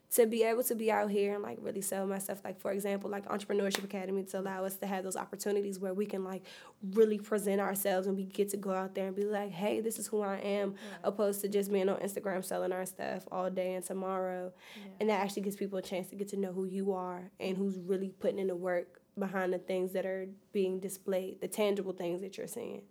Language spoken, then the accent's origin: English; New York, United States; now in Bowie, United States; I'm originally from New York.